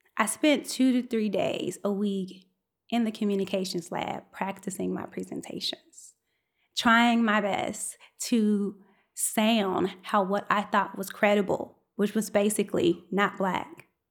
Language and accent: English; United States; accent: African-American Vernacular English; first language African-American Vernacular English; my first language is African-American vernacular English, i.e. Ebonics